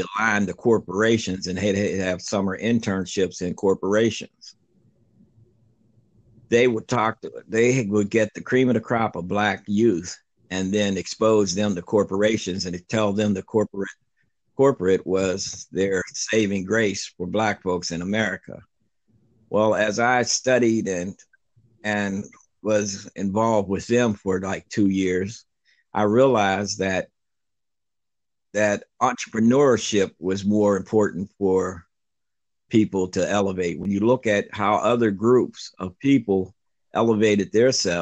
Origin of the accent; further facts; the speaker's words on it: Pittsburgh, Pennsylvania, United States; also born or lived in Greensboro, North Carolina; I'm a 66-year-old black male, born and raised in Pittsburgh, Pennsylvania.